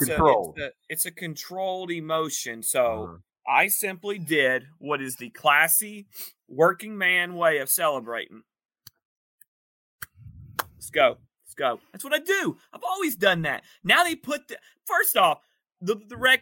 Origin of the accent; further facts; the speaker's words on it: East Point, Georgia, United States; I'm a Georgia man. I'm an Atlanta man. I was born in East Point, ATLian.